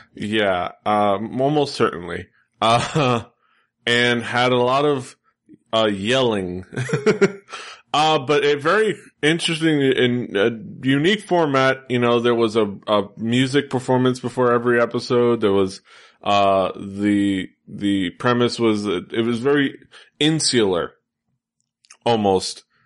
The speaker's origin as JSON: {"language": "English", "town": "Miami", "region": "Florida", "country": "United States", "said": "I am from the Southeast, uh, Miami."}